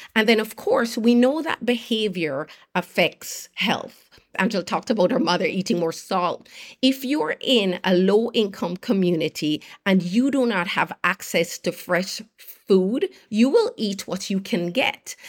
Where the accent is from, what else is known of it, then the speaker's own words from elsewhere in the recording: Jamaica; moved away as an adult; I grew up in Jamaica, did very well in school, earned a place, at University of Pennsylvania